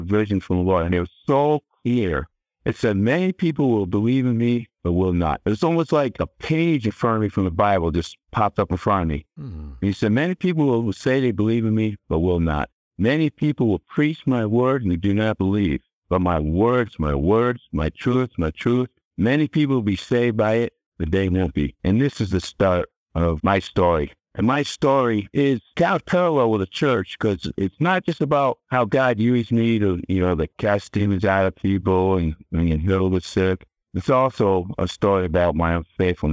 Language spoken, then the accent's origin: English; Connecticut, United States; Now I'm back in Connecticut at this time. You know, that's my home state, it's Connecticut.